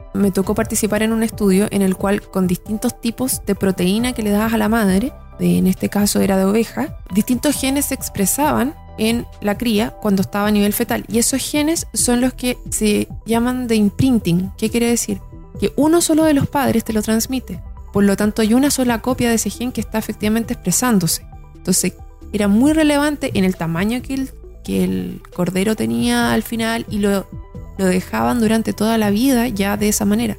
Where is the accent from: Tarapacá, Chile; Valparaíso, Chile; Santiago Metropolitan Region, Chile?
Santiago Metropolitan Region, Chile; Santiago; yo soy de Santiago, estudié en un colegio en la Florida, hice toda mi primera enseñanza ahí